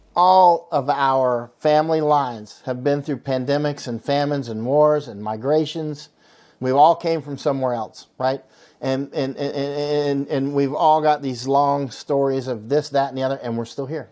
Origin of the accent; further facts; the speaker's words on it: Florida, United States; I'm from Florida